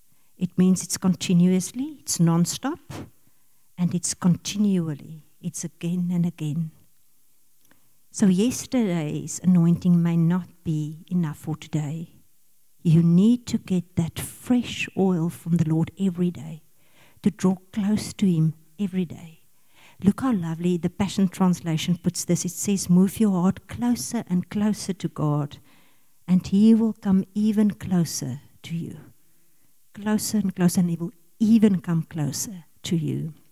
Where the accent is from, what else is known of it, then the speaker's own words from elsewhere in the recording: Pretoria, Gauteng, South Africa; We come from Pretoria. We were in the Ingea Moreleta Church in Pretoria.